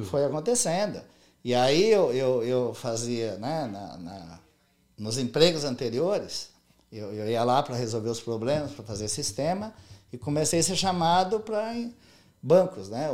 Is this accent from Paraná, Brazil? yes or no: no; Monte Castelo, São Paulo, Brazil; moved away as an adult; now in United States; quando eu era criança, pequena lá em Monte Castelo